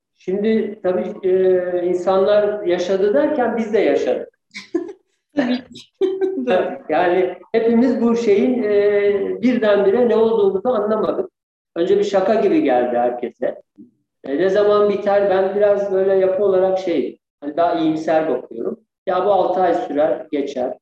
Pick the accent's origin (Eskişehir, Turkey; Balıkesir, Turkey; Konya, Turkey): Eskişehir, Turkey; also born or lived in Ankara / Bayramiç, Çanakkale; ben Eskişehirliyim aslında. Eskişehir doğumluyum. Ee, Eskişehir e, ilkokul, ortaokul, lise Eskişehir'de.